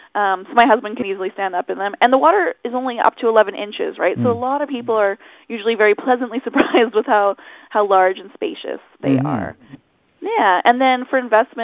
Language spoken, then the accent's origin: English; Chilliwack, British Columbia, Canada; I'm Chilliwack, born and raised.